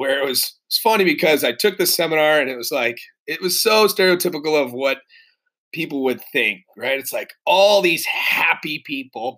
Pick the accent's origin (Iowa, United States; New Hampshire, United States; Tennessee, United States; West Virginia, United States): New Hampshire, United States; moved away; also born or lived in Massachusetts / Connecticut / California; I'm originally from New England, born in Massachusetts. I grew up in New Hampshire.